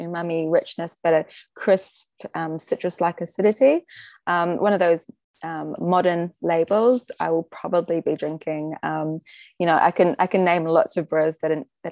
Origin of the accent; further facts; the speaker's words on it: New Zealand; moved away as an adult; now in Japan; my upbringing as a New Zealander with a strong influence from European culture